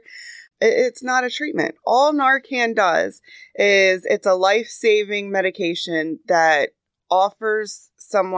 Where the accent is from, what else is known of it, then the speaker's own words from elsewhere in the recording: Cecil County, Maryland, United States; I was born and raised in Cecil County